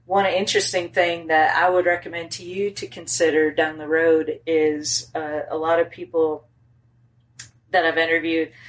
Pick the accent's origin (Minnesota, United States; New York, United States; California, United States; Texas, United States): Minnesota, United States; now in Tennessee, United States; now that I live in Tennessee versus my childhood growing up in Minnesota